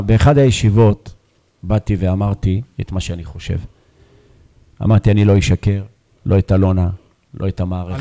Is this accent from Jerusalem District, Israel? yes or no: no; Beersheba, Southern District, Israel; באר שבעי גאה